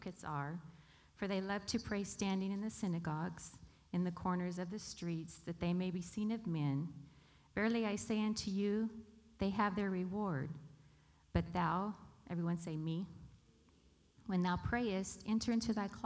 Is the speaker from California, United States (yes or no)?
yes; Bakersfield, California, United States; also born or lived in Arizona / North Dakota; I was born here in Bakersfield and lived all of my life except for 7 years, moved away when my dad pastored in Arizona for 5, and then when I got married, moved away to North Dakota for 2 years